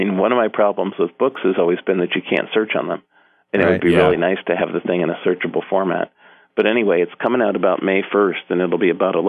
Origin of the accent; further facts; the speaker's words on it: Hartford, Connecticut, United States; moved away as an adult; also born or lived in Norwalk, Connecticut / Boston / Seattle; now in Portland, United States; I originally was born in Norwalk, but I lived most of my life around the Hartford area.